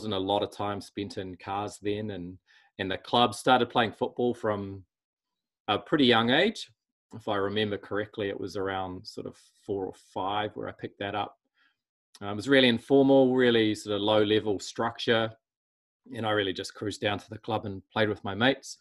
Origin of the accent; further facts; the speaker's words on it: Auckland, New Zealand; we grew up in Auckland